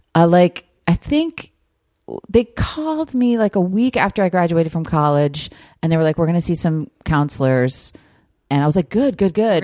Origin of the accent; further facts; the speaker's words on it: New Jersey, United States; moved away; I grew up in New Jersey.